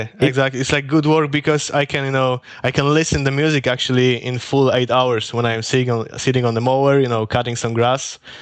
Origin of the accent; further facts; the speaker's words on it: Poland; moved away as an adult; now in Norway; I am from Poland, but actually now I'm working and living in Norway